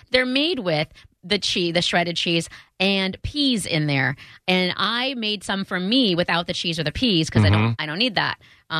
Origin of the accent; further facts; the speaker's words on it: Iowa, United States; I'm from Iowa, where it's the land of corn